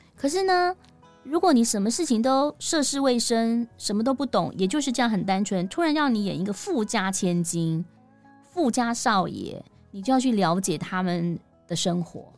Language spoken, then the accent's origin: Chinese; Taipei, Taiwan; also born or lived in Yilan; 我是宜兰人，然后我，但是我的成长都在台，台北